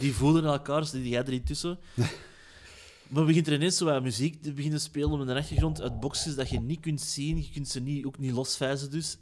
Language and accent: Dutch; Antwerp, Flanders, Belgium; ik ben van Antwerpen